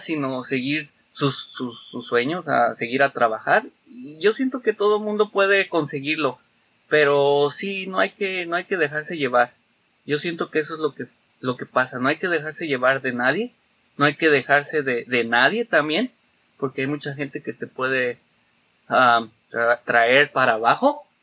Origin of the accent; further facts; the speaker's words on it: Mexico City, Mexico; now in Chicago, United States; yo siendo capitalino que nací en el DF ah, y me crié en el DF hasta que vine